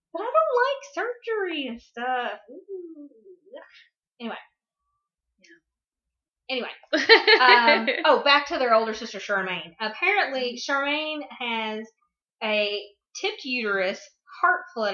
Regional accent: the South, United States; growing up in the South

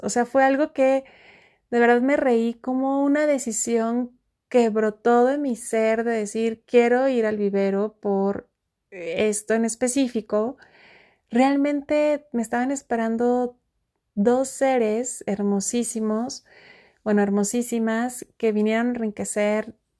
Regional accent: Mexico; estoy muy cerca de un volcán en mi país México, conocido como el Nevado

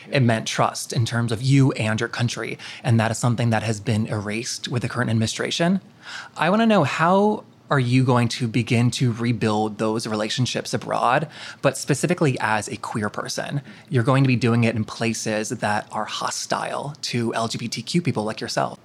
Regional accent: North Carolina, United States; now in Los Angeles, United States; Now, I live in L A, but I'm a Southerner. I'm from North Carolina, and when I go home

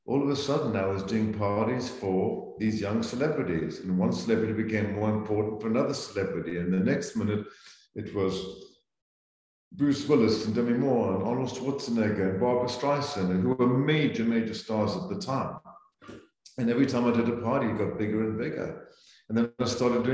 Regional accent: Zambia; moved away as an adult; also born or lived in South Africa; now in United States; So I grew up in Central Africa, in Zambia, and was educated in South Africa.

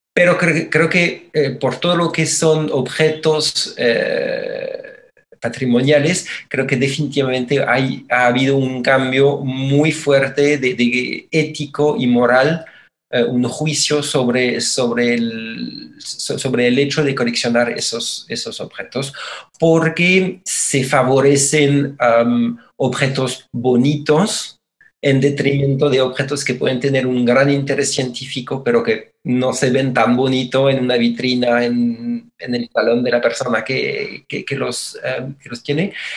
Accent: Mexico; somos la nación mexicana

